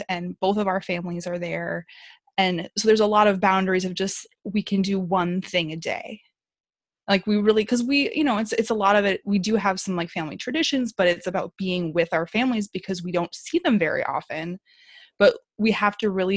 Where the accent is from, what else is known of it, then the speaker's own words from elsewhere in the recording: Midwest, United States; now in Southern California, United States; we live in Southern California, but we're from the Midwest and we normally travel home for the holidays